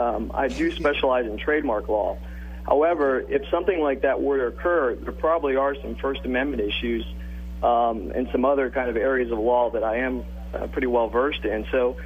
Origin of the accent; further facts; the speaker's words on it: Miami, Florida, United States; I'm actually in Miami, Florida. That's where I'm from. My parents are Cuban, but grew up in the United States.